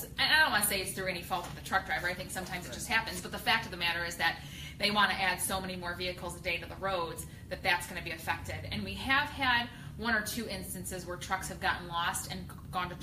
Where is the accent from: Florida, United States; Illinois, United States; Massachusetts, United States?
Illinois, United States; Elwood; I've lived in the Elwood area for my whole life, which is 37 years and 10 months